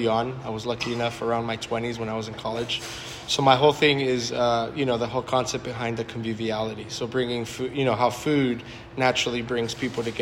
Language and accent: English; Southern California, United States; also born or lived in Napa Valley / La Jolla; I am from Southern California